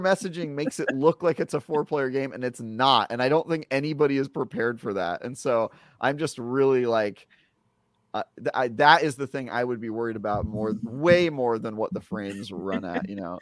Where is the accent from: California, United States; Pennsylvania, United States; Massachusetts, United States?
California, United States; Oakland; I grew up in Oakland